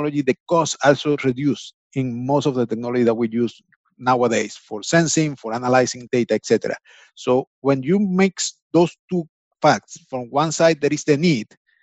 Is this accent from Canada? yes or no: no; Venezuela; moved away as an adult; now in United States; I'm from Venezuela, actually. I came to the States around 10 years, maybe a little bit more.